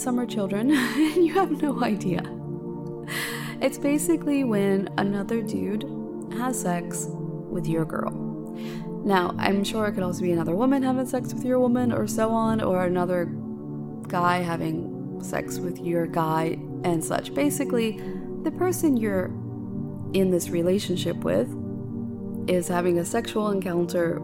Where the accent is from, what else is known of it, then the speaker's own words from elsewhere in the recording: United States; moved away; in my hometown area in the States